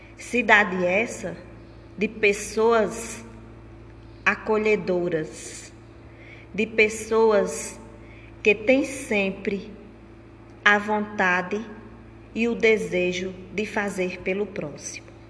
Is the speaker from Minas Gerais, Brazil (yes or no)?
no; Riacho dos Cavalos, Paraíba, Brazil; Sou natural de Riacho dos Cavalos